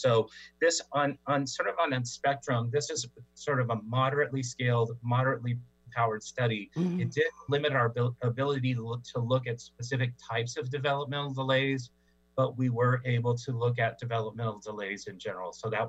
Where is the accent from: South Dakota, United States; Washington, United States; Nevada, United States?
Washington, United States; Tri-Cities; now in California, United States; I was, I am a homeboy. I'm a Coug. I went to Washington State for my graduate studies, and also am from the Tri-Cities.